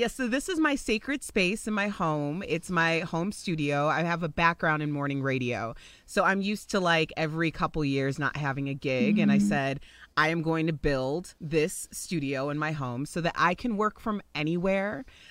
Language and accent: English; Chicago, Illinois, United States; moved away as an adult; now in Denver, United States; So I live in Denver, Colorado. I'm originally from Chicago, and I moved to Denver actually about 12 years ago for a morning radio job.